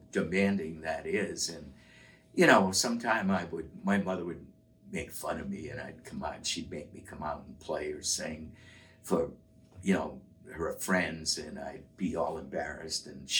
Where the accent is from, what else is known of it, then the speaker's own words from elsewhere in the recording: Westerly, Rhode Island, United States; also born or lived in Harrisville, Rhode Island; when I moved from Harrisville to Westerly, Rhode Island